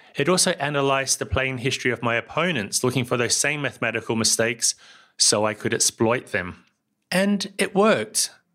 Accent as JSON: {"language": "English", "country": "New Zealand", "also_born_or_lived": "Germany", "moved": "yes", "lives_now": "Barcelona, Spain", "said": "I live here in Barcelona, but as you can tell from my accent, I come from somewhere else. That's New Zealand"}